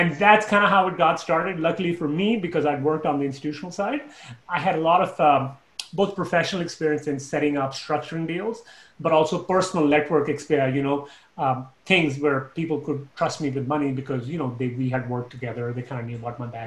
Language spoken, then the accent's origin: English; Canada; moved away as an adult; also born or lived in Toronto; now in Dallas, United States; I'm Canadian.